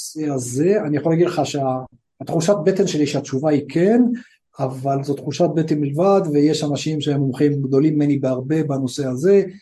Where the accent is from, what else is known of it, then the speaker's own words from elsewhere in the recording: Afula, Northern District, Israel; moved away as an adult; now in India; טובי ואני, טובי ואני גדלנו, ב, גדלנו בעפולה